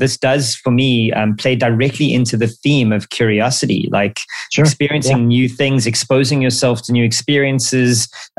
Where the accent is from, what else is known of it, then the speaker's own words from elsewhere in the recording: South Africa; both of us being South African natives